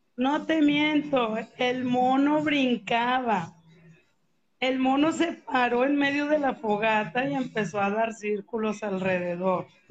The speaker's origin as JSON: {"language": "Spanish", "town": "Guadalupe", "region": "Nuevo León", "country": "Mexico", "tie": "born or raised there", "said": "yo ahí crecí aquí en Guadalupe"}